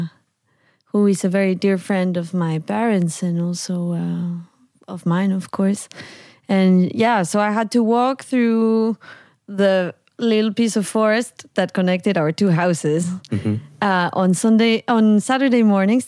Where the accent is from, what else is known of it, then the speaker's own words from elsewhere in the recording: Veracruz, Mexico; moved away as an adult; now in Amsterdam, Netherlands; I was born and raised in Mexico, in the province of Veracruz, in a little rural area called Rancho Viejo or Tlanelhuayocan.